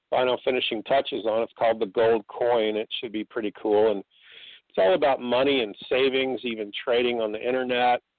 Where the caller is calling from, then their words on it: Atlanta, Georgia, United States; I'm from uh, Atlanta, Georgia.